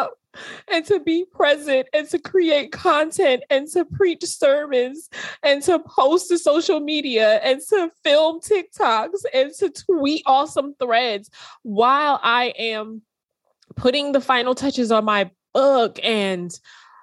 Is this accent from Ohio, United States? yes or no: no; New York City, New York, United States; When I grew up in New York City